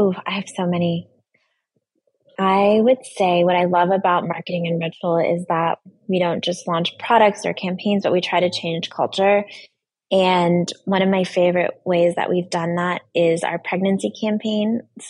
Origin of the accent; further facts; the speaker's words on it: Brooklyn, New York, United States; And I came from Brooklyn, so my grandparents came into the subway and they saw the campaign.